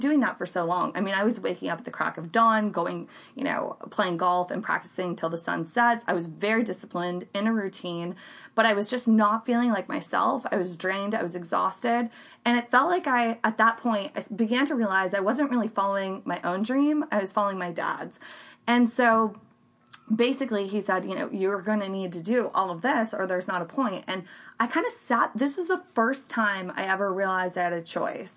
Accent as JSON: {"language": "English", "region": "Central Florida", "country": "United States", "tie": "born or raised there", "also_born_or_lived": "Miami", "said": "I grew up in the Central Florida area and, basically grew up, went to Lake Brantley High School"}